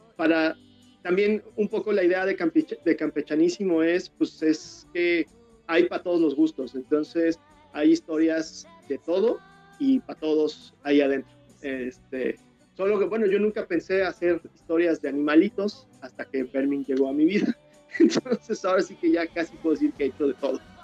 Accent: Mexico; el, letrista, el colorista y yo, que soy el ilustrador, somos mexicanos

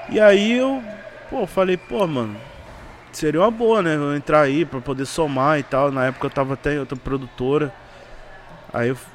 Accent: Rio de Janeiro, Brazil; now in São Paulo, Brazil; eu ainda não entendi o funk de São Paulo, né? Que eu sou do Rio.

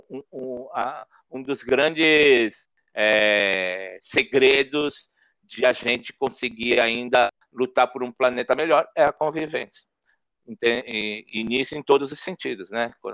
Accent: São Paulo, Brazil; Eu sou da periferia, né? Eu cresci é, na Zona Norte, ali, próximo ao Jardim Peri, Horto Florestal, Mandaqui.

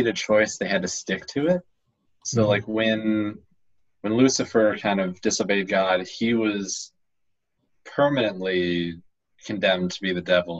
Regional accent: United States; I'm an American

